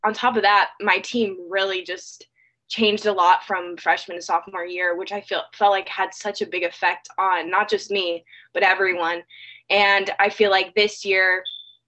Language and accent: English; California, United States; moved away as an adult; now in Georgia, United States; I've been born and raised in California my whole life